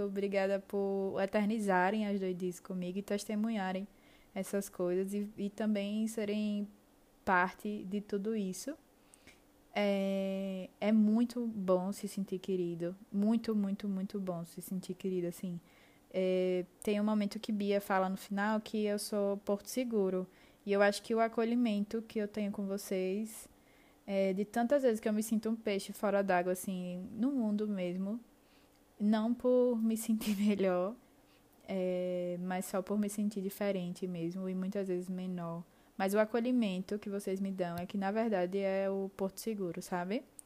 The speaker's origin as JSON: {"language": "Portuguese", "town": "Aracaju", "region": "Sergipe", "country": "Brazil", "said": "eu sou de Aracaju"}